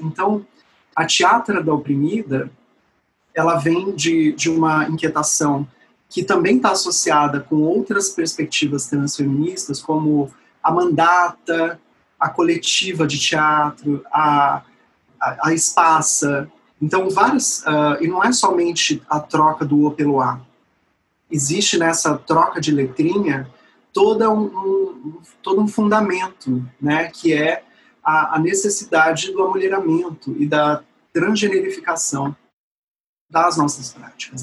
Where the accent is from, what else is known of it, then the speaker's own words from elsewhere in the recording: São Paulo, Brazil; moved away as an adult; now in Porto Seguro, Brazil; sou nascida em São Paulo, é, de uma família que metade, né, por parte da, da minha mãe, é da periferia da Zona Norte